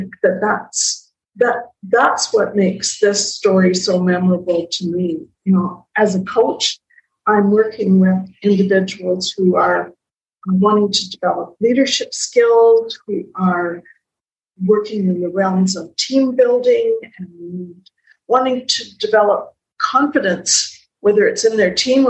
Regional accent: Calgary, Alberta, Canada; I'm from Calgary

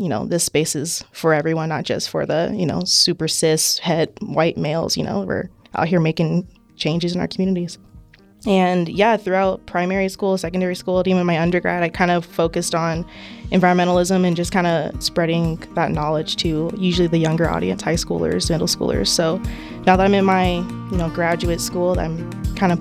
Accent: Palmer, Alaska, United States; I grew up in Palmer, Alaska, South Central Alaska

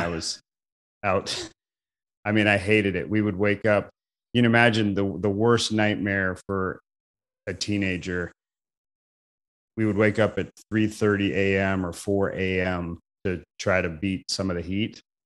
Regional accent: Mesa, Arizona, United States; moved away; also born or lived in Portland; I grew up in Arizona, Mesa, Arizona, about fifteen minutes from Arizona State University

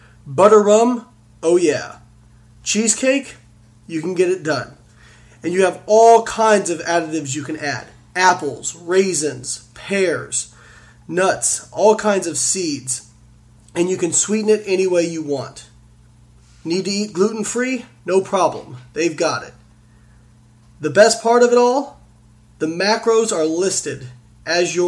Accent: Evansville, Indiana, United States; Evansville, which is actually my hometown where I'm from

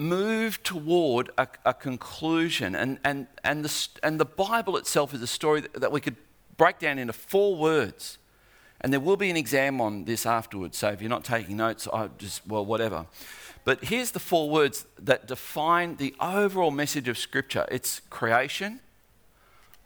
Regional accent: Australia; I'm an Aussie

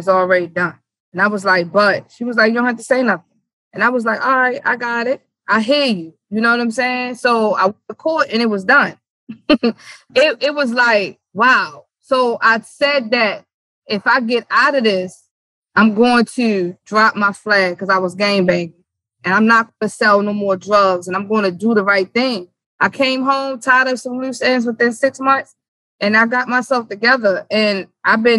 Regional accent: Baltimore, Maryland, United States; also born or lived in New York; born in New York. I grew up here in Baltimore

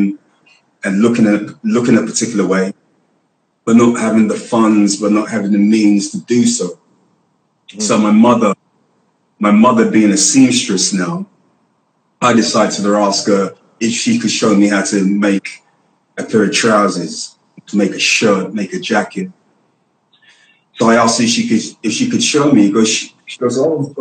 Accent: London, United Kingdom; I was raised in Hackney

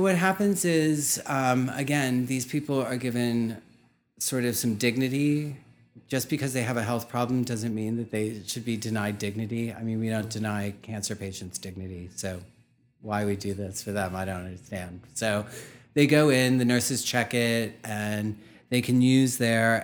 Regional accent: Pittsburgh, Pennsylvania, United States; moved away as an adult; also born or lived in New York; I was brought up in Pittsburgh, Pennsylvania

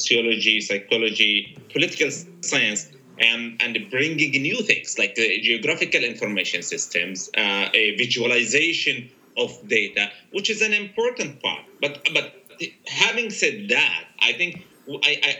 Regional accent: Gaza, Gaza Strip, Palestine; I was born in Gaza

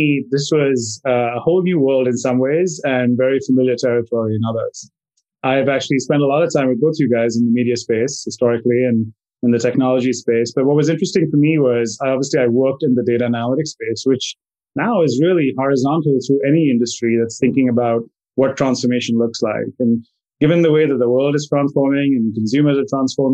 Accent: Mumbai, Maharashtra, India; moved away as an adult; also born or lived in Connecticut; now in United States; I grew up in India, in Bombay

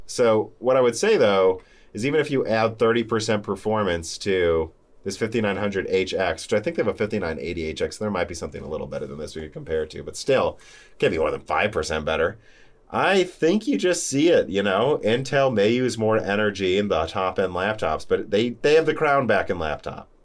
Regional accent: Bloomington, Illinois, United States; also born or lived in Peoria, Illinois; We grew up in Bloomington, Illinois

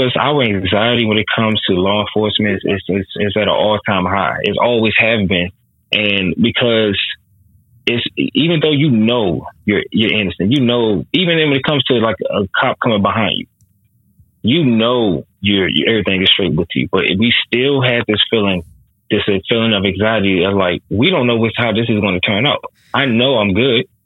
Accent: United States; being American, a Black American man

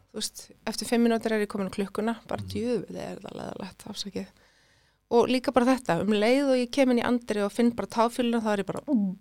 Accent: Iceland; first language Swedish; Icelandic is a second language; also born or lived in Sweden; Þegar ég kom heim, fimm ára, ég talaði ekki eitt orði í íslensku ég, ég skildana mm. en ég talaði ekki neina íslensku

